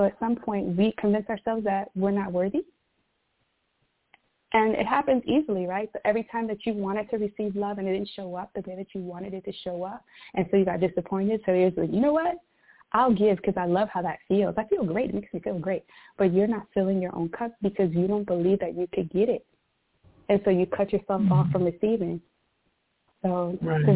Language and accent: English; New York City, New York, United States; moved away as an adult; I was born and raised in Brooklyn, New York.